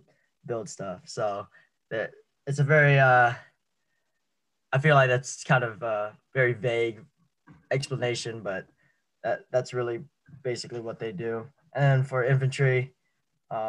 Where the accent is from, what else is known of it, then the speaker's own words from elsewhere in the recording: Richmond, California, United States; also born or lived in San Diego, California; I'm actually from Richmond, California, so up